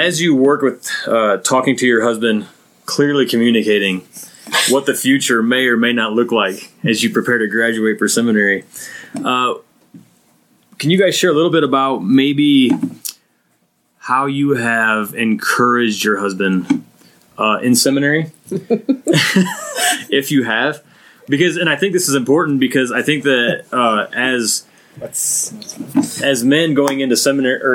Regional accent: Midwest, United States; I'm from the Midwest.

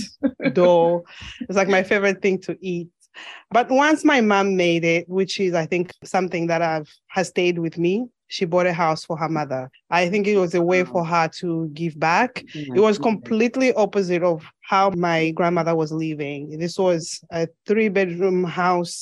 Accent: Mongu, Western Province, Zambia; moved away as an adult; now in United States; I was born and raised in Zambia. I spent most of my childhood in the western side of Zambia, which is Western Province in Mongu

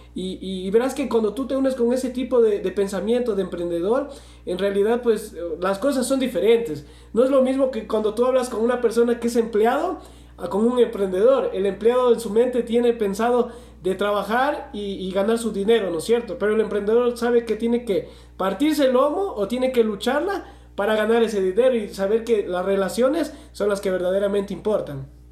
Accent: Loja, Ecuador; somos de Loja

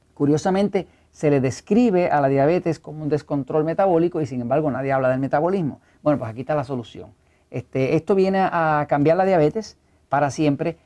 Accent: Puerto Rico; accent: Puerto Rican; Acá hablamos puertorriqueño, no sabemos hablar español, eh, hablamos spanglish

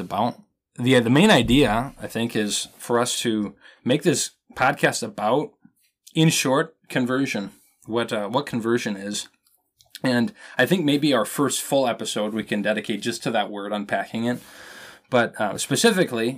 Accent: Minnesota, United States; I am a Minnesotan man.

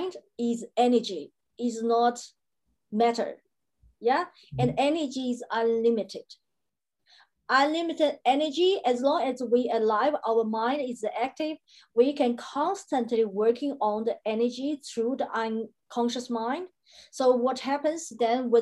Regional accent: China; now in Brisbane, Australia; I am located now in Brisbane, Australia. I was born in China, and Australia is a country of my choice.

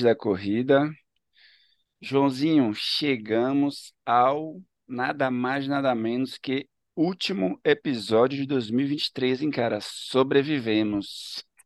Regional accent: Ilhéus, Bahia, Brazil; also born or lived in Salvador / São Paulo; now in Recife, Brazil; sou de Ilhéus

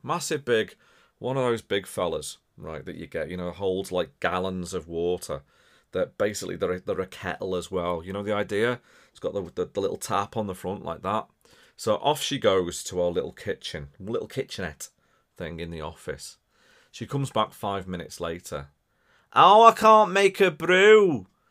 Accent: Wirral, North West England, United Kingdom; accent: Scouse; As, as much as I sound scouse and from Liverpool, I'm not from Liverpool, right? So I'm from the other side of the water, right? Across the River Mersey

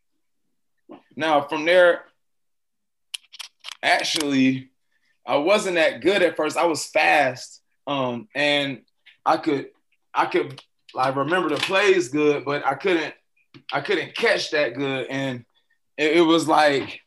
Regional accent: Riverdale, Georgia, United States; also born or lived in College Park, Georgia / Fayette County, Georgia; I'm originally from Riverdale, Georgia. That's like a city that's closest to the airport in Atlanta

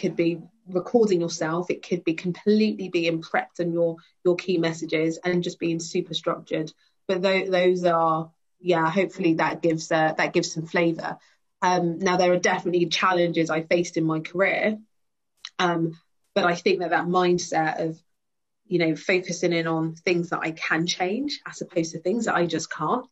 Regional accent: London, United Kingdom; also born or lived in Brixton, London; growing up in Wimbledon, which is very predominantly white.

